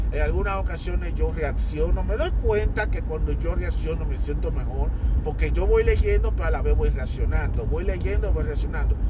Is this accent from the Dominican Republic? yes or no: yes; Dominican Republic; soy hispana, soy dominicano